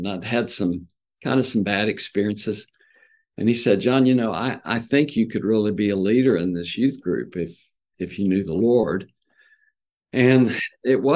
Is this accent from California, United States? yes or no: no; Lawton, Oklahoma, United States; I grew up in Lawton, Oklahoma